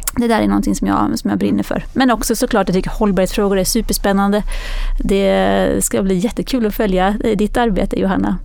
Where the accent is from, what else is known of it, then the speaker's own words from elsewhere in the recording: Växjö, Kronoberg County, Sweden; jag kommer från Växjö.